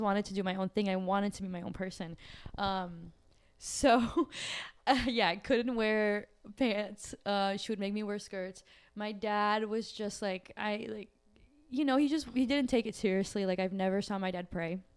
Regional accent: Brazil; moved away; I'm from Brazil.

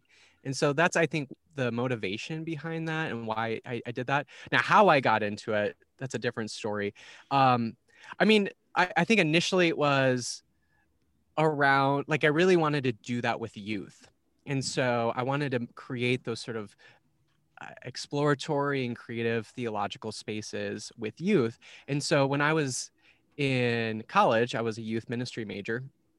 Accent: Minnesota, United States; I'm probably Minnesotan.

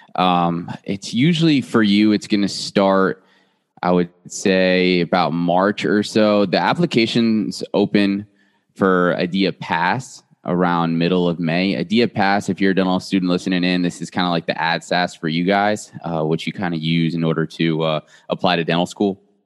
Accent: South Florida, United States; moved away as an adult; now in Memphis, United States; born and raised in South Florida

